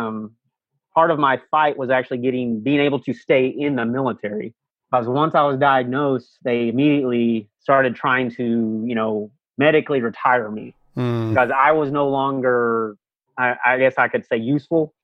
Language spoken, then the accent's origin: English; Texas, United States; I'm from Texas